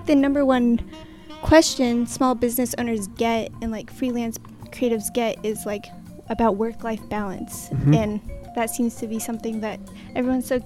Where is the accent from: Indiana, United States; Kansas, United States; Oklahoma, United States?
Indiana, United States; I grew up in Indiana